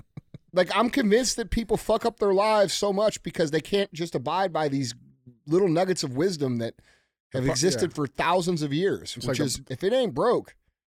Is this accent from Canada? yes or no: no; Missouri, United States; I'm from Missouri.